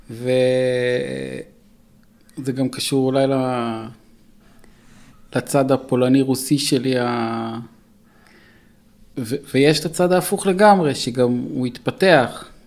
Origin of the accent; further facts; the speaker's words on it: Los Angeles, California, United States; כשהייתי ילד גדלתי ב-LA והייתי בגן ילדים יהודי שקראו לו עדת שלום.